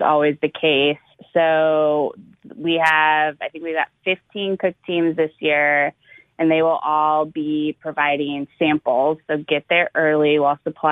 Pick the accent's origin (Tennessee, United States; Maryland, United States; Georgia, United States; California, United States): California, United States; also born or lived in New York City / East Coast; now in Louisiana, United States; I'm actually originally from California.